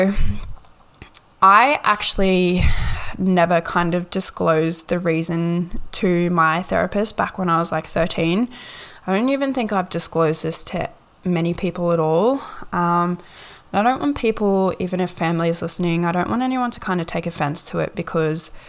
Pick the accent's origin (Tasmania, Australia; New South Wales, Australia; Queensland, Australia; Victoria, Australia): Queensland, Australia; Gold Coast; also born or lived in Ipswich, Queensland; My parents were split and we moved to the Gold Coast